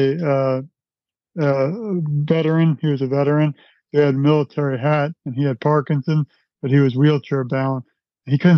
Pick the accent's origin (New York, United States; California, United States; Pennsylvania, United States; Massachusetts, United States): New York, United States; New York City; I'm from Brooklyn, New York. My mother used to bring me to Broadway when I was a child